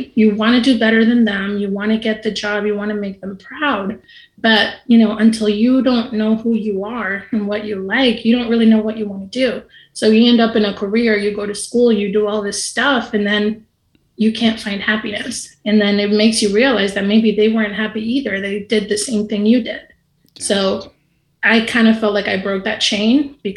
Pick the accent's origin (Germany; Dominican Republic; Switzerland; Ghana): Dominican Republic; I'm from the Dominican Republic